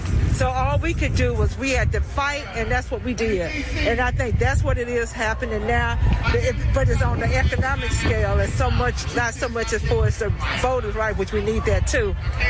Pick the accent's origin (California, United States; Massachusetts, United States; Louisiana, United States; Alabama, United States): Alabama, United States; I am, you're 25, I'm 67. I am a child of the civil rights era, and I'm from the South, Alabama.